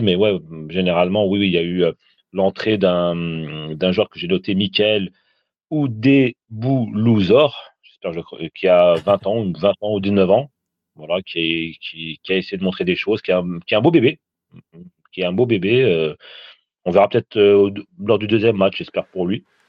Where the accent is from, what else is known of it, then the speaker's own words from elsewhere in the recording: Tunisia; je suis tunisien